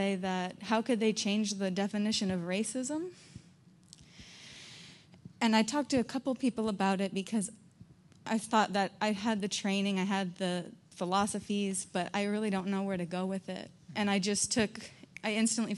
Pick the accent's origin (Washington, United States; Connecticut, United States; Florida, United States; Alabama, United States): Florida, United States; I'm from Florida